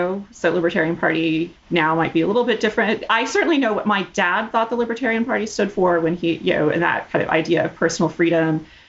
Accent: Fort Worth, Texas, United States; also born or lived in Houston; I was born in Houston. Mostly, we moved around a lot when I was growing up, but most of my like core formative childhood was in Fort Worth. Texas roots, although we lived all over the place.

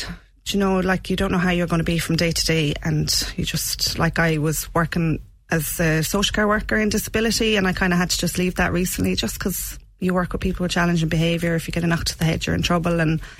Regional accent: Shannon, County Clare, Ireland; I'm from Shannon originally, out the road.

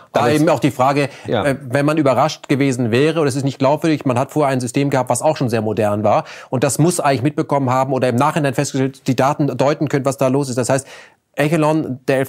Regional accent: Germany; als Deutscher

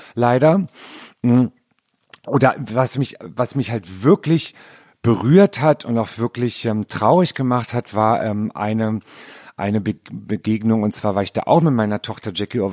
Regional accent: Berlin, Germany; Also ich bin ja in Berlin geboren

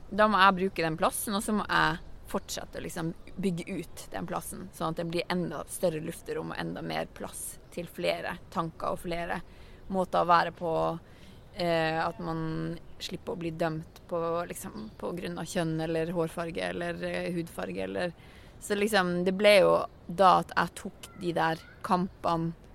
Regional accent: Finnmark, Norway; jeg kommer fra Finnmark, jeg er ikke fra Oslo vest

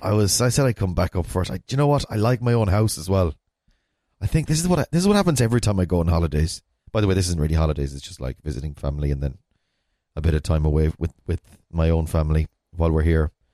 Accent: Ballina, Connacht, Ireland; I'm from Ballina, which is in a town in the west of Ireland.

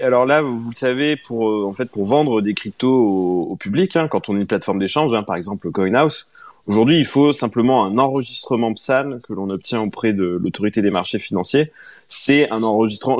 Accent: France; nous, en tant que Français

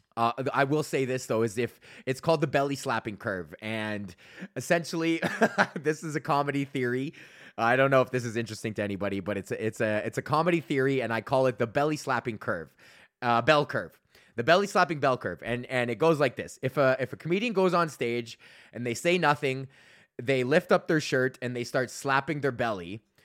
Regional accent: Georgetown, Ontario, Canada; I was in Georgetown, here in Georgetown, and my hometown

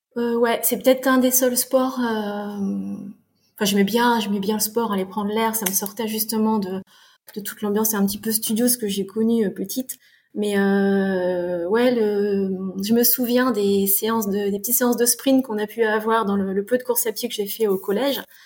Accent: France; also born or lived in Canada / Fontainebleau, France; Je suis née au Canada, euh, j'ai vécu 13 mois, on est revenu vite en France, donc je suis d'une famille qui est complètement canadienne. J'ai grandi en France

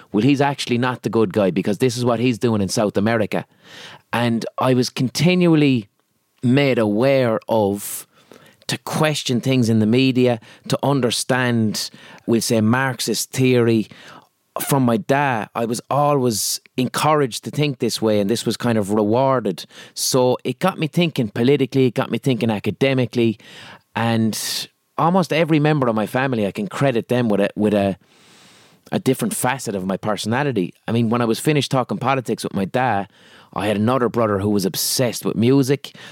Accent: Limerick, Munster, Ireland; accent: Limerick; because I'm from Limerick and I have a Limerick accent

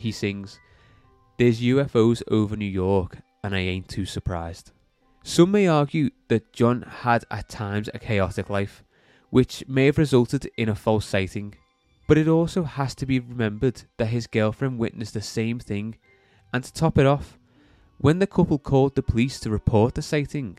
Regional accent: Liverpool, North West England, United Kingdom; We're all from Liverpool

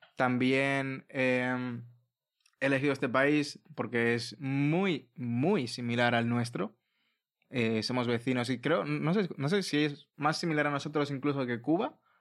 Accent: Spain; also born or lived in Latin America (ancestry); nosotros hemos crecido aquí

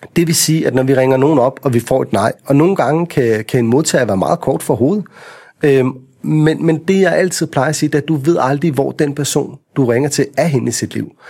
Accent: Vestegnen, Capital Region of Denmark, Denmark; når vi er fra Vestegnen

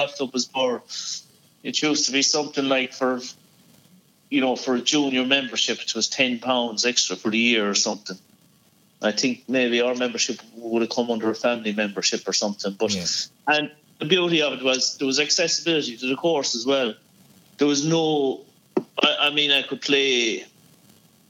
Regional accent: Banagher, County Offaly, Ireland; moved away; also born or lived in Galway; growing up in Banner and Offaly

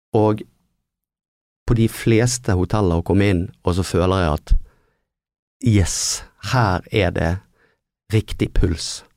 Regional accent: Bergen, Vestland, Norway; vi er ikke flinke nok å bruke byen Nei. som bergensere

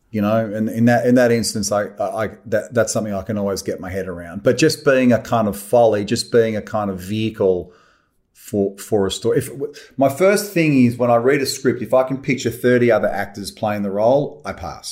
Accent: Australia; I love being Australian. I love it here.

